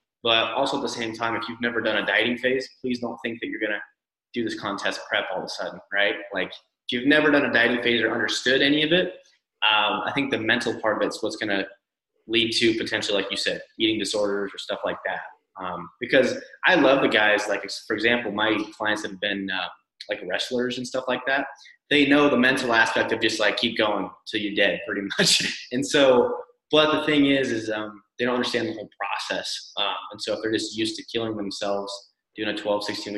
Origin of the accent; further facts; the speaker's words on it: Northwest United States, Pacific Northwest, United States; I'm from the Northwest in the United States.